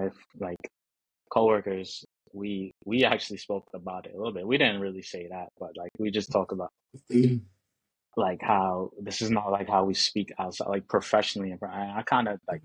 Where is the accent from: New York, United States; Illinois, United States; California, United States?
New York, United States; I'm from New York